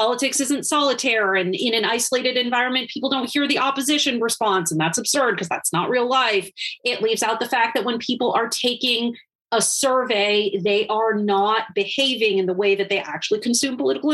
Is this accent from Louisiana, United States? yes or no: no; Wisconsin, United States; my home state of Wisconsin